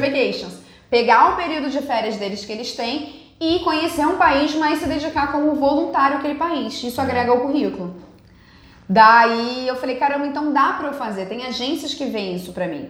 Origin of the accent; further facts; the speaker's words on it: Rio de Janeiro, Brazil; also born or lived in Tahiti, French Polynesia; eu estudei no colégio francês aqui no Rio